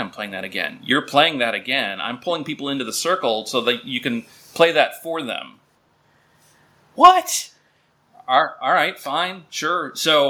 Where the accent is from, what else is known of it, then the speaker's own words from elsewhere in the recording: Minnesota, United States; moved away as an adult; also born or lived in upper Midwest; we're both from Minnesota